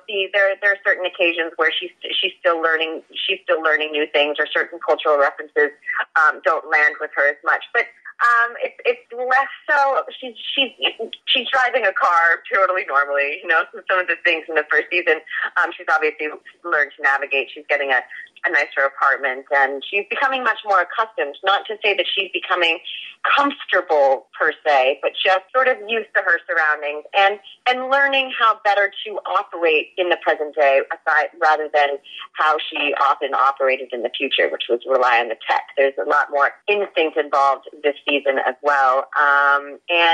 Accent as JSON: {"language": "English", "region": "Maine", "country": "United States", "also_born_or_lived": "Los Angeles, United States", "moved": "yes", "lives_now": "Vancouver, Canada", "said": "I'm originally from Maine"}